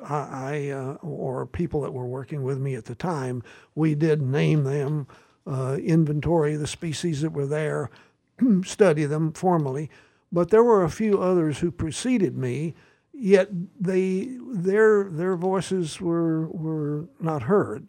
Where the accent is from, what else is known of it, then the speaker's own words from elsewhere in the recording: Southern Appalachians, United States; moved away as an adult; now in Massachusetts, United States; I grew up in the Southern Appalachians and the, uh, shadows of the Great Smoky Mountains